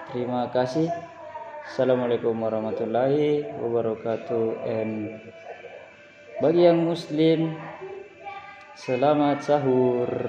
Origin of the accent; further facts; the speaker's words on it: Makassar, South Sulawesi, Indonesia; Asal saya itu dari Makassar, sebuah kota.